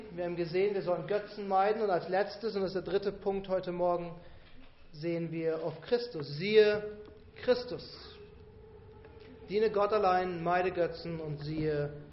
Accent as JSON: {"language": "German", "region": "Bavaria", "country": "Germany", "tie": "born or raised there", "said": "Seht ihr, ich bin in Bayern auf dem Dorf aufgewachsen."}